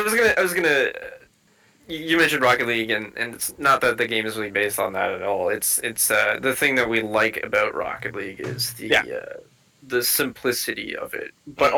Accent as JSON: {"language": "English", "country": "Canada", "said": "I'm from Canada."}